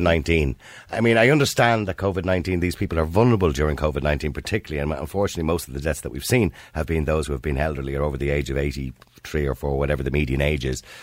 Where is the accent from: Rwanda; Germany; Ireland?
Ireland; as Irish people